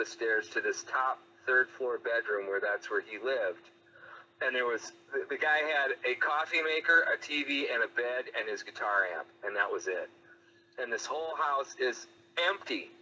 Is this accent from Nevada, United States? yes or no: no; Jackson, Mississippi, United States; moved away; also born or lived in Sioux City, Iowa; I'm from Sioux City, Iowa, but I kind of grew up in Jackson, Mississippi, too